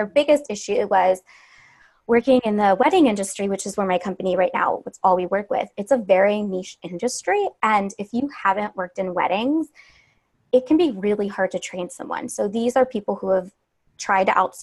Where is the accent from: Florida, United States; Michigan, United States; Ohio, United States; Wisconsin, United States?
Ohio, United States; Cleveland; moved away as an adult; also born or lived in Savannah, Georgia; I'm from Cleveland. I moved to Savannah for college